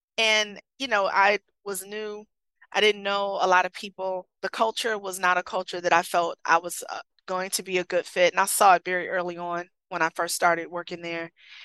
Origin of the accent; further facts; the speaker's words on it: Michigan, United States; It's cold up here, you know, and I'm from Michigan. It was colder than that.